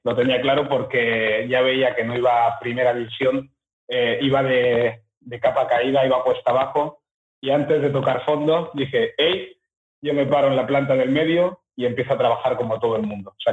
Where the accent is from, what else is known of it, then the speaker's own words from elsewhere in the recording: Fuerteventura, Canary Islands, Spain; also born or lived in Equatorial Guinea / England; yo llegué con 11 meses a España, a las ah. Islas Canarias, Fuerteventura.